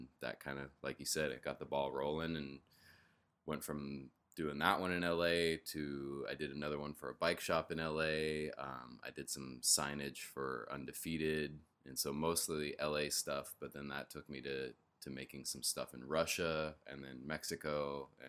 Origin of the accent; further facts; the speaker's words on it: Denver, Colorado, United States; I didn't really know that much about him growing up even though I grew up in Denver, but there's an exit right off the freeway named after him and then there's another road in Denver named after him